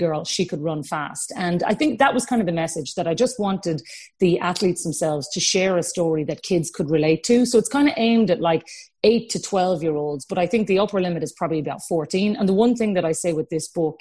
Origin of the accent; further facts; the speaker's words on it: Cork, Munster, Ireland; we're from Cork